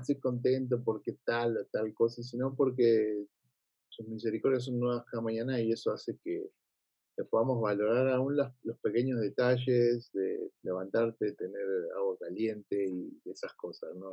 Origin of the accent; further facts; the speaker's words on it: Buenos Aires, Argentina; moved away; mi humor está argentinizado, como yo soy de Argentina